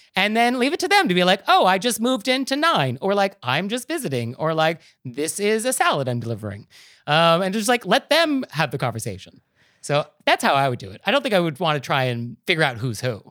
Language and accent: English; New York, United States; as a New Yorker